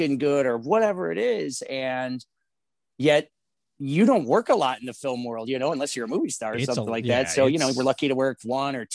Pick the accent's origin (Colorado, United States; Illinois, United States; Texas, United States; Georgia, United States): Illinois, United States; Chicago; So I'm born and raised here in Chicago. I'm from the Lincoln Park neighborhood.